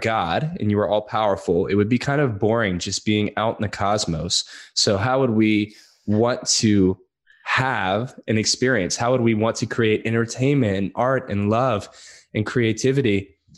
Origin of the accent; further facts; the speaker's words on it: Louisiana, United States; I'm from Louisiana